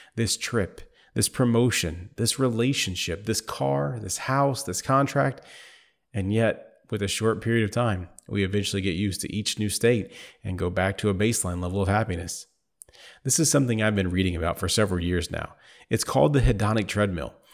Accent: Indiana, United States; moved away as an adult; outside my home state of Indiana

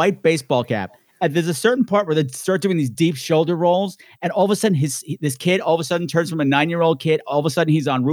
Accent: Long Island, New York, United States; we're from Long Island.

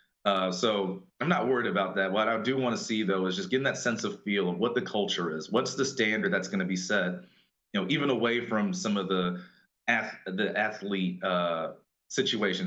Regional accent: Atlanta, Georgia, United States; I'm from Atlanta

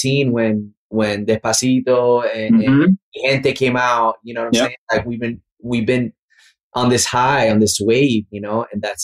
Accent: Orlando, Florida, United States; born or raised there; now in Miami, United States

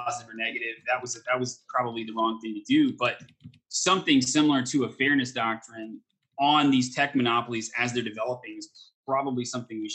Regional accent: Texas, United States; I grew up in Texas

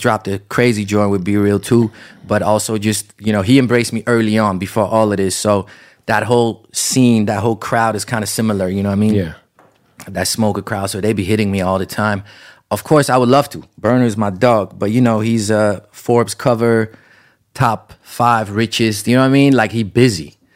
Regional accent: Amsterdam, North Holland, Netherlands; moved away as an adult; now in United States; I grew up in Amsterdam, right? It was almost no Armenians. I didn't have a single Armenian friend growing up, um, and I lived there till I was 18

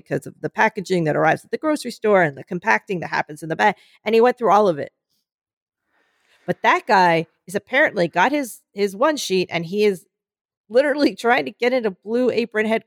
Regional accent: Oxford Valley, Pennsylvania, United States; moved away; Oxford Valley, Pennsylvania at the Oxford Valley Mall, Barnes & Noble, which is a giant one in my hometown.

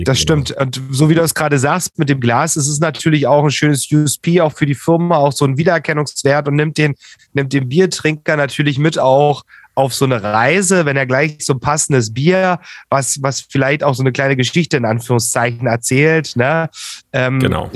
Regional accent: Saxony, Germany; aus meiner Heimat, aus Sachsen

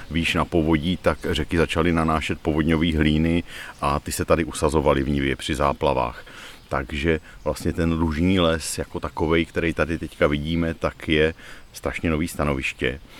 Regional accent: Ostrava, Moravian-Silesian Region, Czechia; Ale my jsme z Ostravy, jo, takže no, tam je, tu jezdíme vlastně

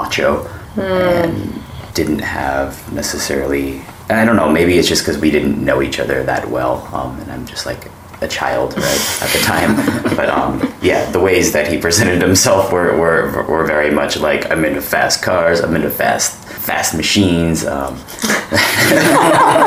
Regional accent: Truckee, California, United States; moved away as an adult; also born or lived in South Korea; now in Seoul, South Korea; I'm from Truckee, California, a small kind of lake mountain town. I came here in 2011 and have been here ever since.

